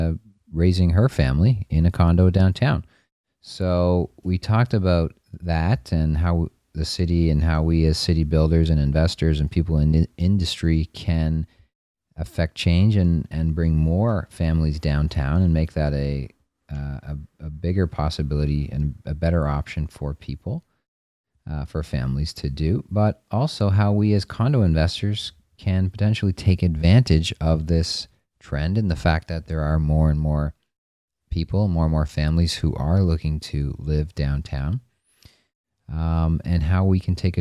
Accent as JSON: {"language": "English", "town": "Toronto", "region": "Ontario", "country": "Canada", "said": "as Torontonians"}